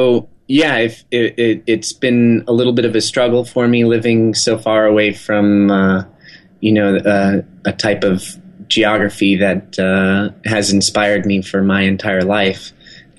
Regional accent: just outside of Aspen, Colorado, United States; we grew up in just outside of Aspen, Colorado

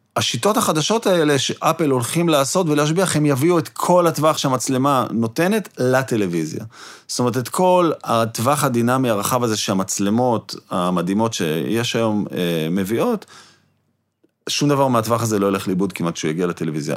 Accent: Jerusalem, Jerusalem District, Israel; את ליאור רז אני מכיר מירושלים, מהילדות שלי

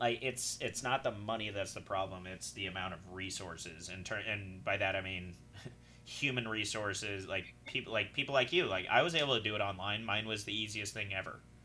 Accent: Utah, United States; moved away; growing up in Utah, I've been prepping for this shit my whole life

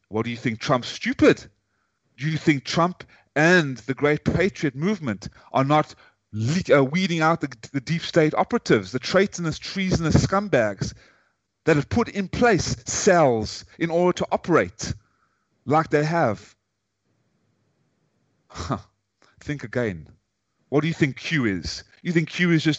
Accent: South Africa; accent: British accent or a South African one; also born or lived in Ukraine; now in United States; as a South African, raised in South Africa, born in South Africa and raised in America

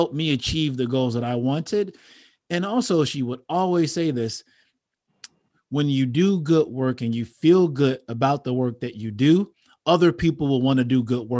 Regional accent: Chicago, Illinois, United States; I grew up on 73rd and Western

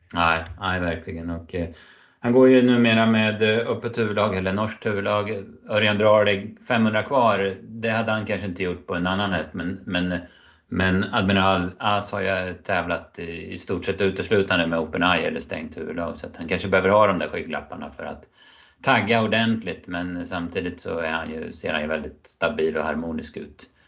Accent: Örebro County, Sweden; mina hemtrakter här i natten mot eh, söndag då typ eh, hela Örebro län

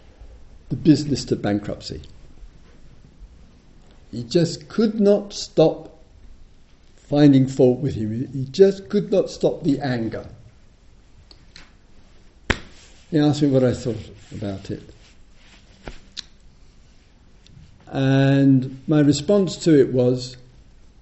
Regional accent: United Kingdom; I'm British

